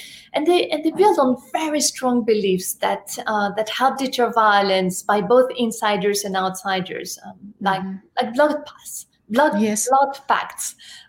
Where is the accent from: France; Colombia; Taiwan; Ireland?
France; Paris, Île-de-France; English is a second language; moved away as an adult; now in United States; I was born and raised in France, in Paris.